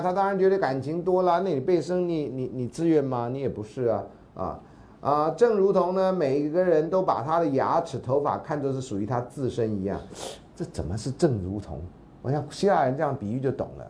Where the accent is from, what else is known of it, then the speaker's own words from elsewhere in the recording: Taiwan; also born or lived in United States; 我们现在都是台湾人